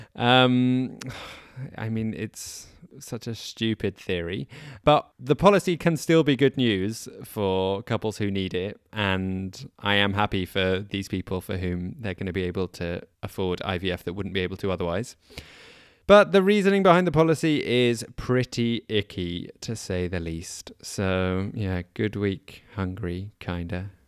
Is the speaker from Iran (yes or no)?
no; United Kingdom; despite being essentially British.